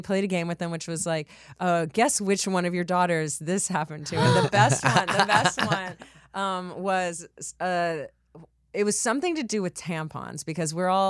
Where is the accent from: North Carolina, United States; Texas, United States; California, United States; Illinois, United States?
Texas, United States; I'm from Texas.